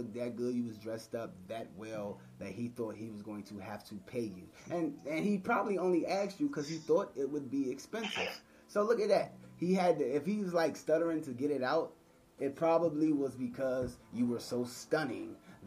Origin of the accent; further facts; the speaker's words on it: Washington, District of Columbia, United States; We're from Washington, D.C. DMV area